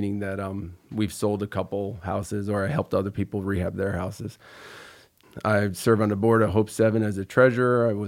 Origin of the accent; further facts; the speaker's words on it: Troy, New York, United States; I grew up in Troy. I went to Troy High